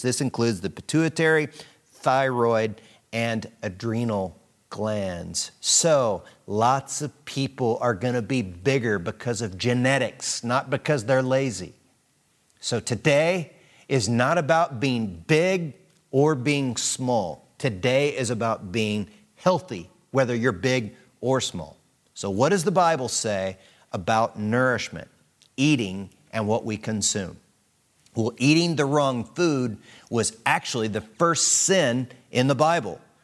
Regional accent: United States; growing up in America

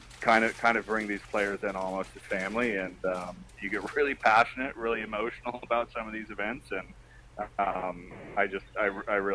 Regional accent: Newport Beach, California, United States; growing up in Newport Beach, I was very familiar with the Breakers

